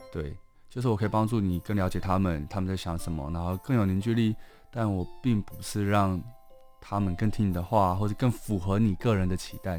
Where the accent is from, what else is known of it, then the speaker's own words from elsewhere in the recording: Taipei, Taiwan; 我虽然是台北长大的，但我在，我其实是高雄人